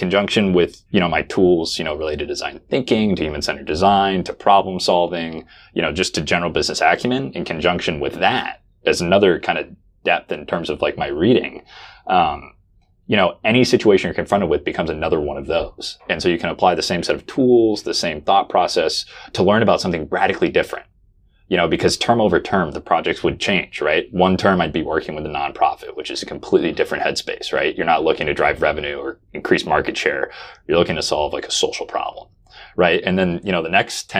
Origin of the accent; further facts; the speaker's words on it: Oregon, United States; I'm from Oregon